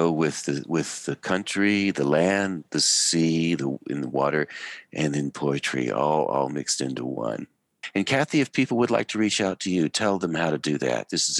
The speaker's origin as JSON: {"language": "English", "country": "United States", "accent": "American", "said": "We are speaking American accents."}